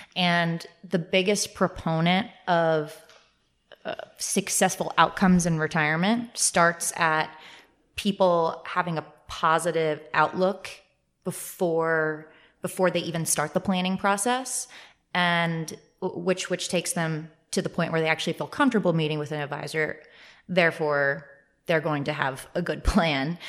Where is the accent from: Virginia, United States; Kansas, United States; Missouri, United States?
Virginia, United States; Northern; I'm from the Northern Virginia area